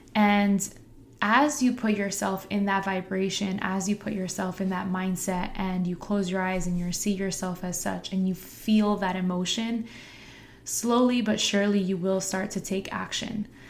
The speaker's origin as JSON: {"language": "English", "town": "Harrison", "region": "New Jersey", "country": "United States", "tie": "born or raised there", "said": "I teach in my hometown where I also went to school"}